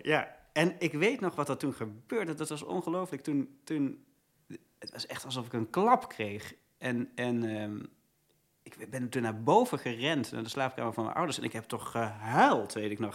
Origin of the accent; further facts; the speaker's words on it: Leiden, South Holland, Netherlands; also born or lived in Heerlen, Limburg; ik ben in Heerlen geboren. Eh, in 1985 was dat. En op mijn achtste ben ik naar Leiden verhuisd met mijn ouders samen